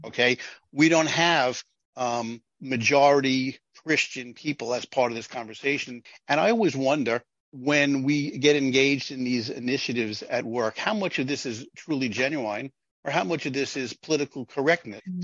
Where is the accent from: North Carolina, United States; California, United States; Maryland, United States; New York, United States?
New York, United States; I'm from New York, where there's a very large Jewish population